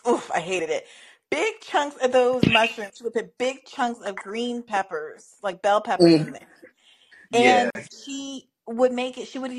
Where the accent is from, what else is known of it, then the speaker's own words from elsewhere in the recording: Kenya; moved away; when we were growing up in Kenya